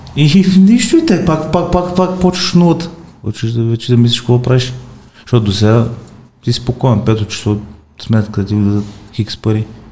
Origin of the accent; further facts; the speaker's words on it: Stara Zagora, Stara Zagora Province, Bulgaria; аз съм от Стара Загора, от Стара Загора